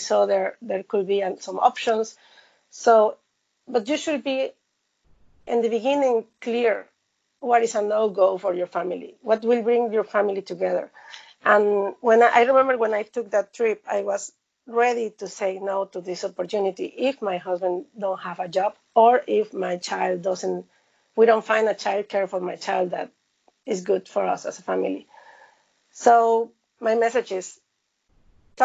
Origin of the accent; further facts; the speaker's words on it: Mexico; moved away as an adult; now in China; similar values as in my home country